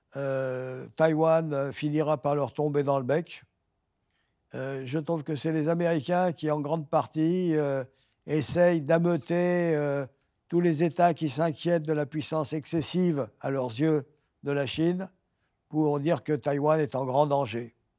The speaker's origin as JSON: {"language": "French", "country": "France", "said": "en tant que Français"}